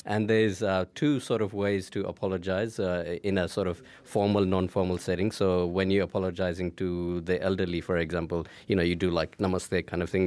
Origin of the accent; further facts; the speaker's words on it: Nepal; I'm from Nepal